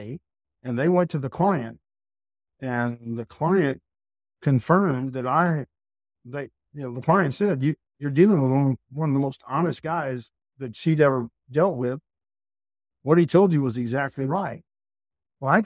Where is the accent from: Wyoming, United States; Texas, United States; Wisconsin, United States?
Texas, United States; I'm from Texas